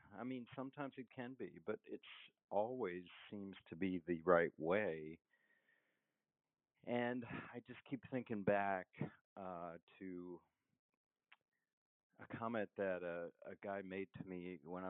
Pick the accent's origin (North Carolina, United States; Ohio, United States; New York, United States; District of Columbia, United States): District of Columbia, United States; Washington; moved away as an adult; also born or lived in Stanford, California; growing up in Washington, D.C.